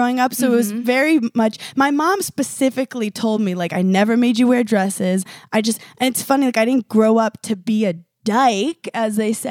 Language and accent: English; New York City, New York, United States; I'm from Park Slope, Brooklyn. I grew up in a very, diverse neighborhood. I grew up in one of the most lesbian neighborhoods in the world.